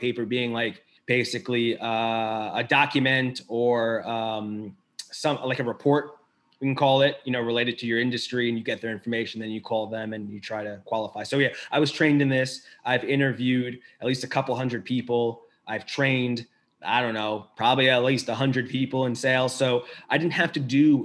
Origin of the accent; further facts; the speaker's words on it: Long Island, New York, United States; also born or lived in Brooklyn; I was born in America, lived for the first 16 years of my life on Long Island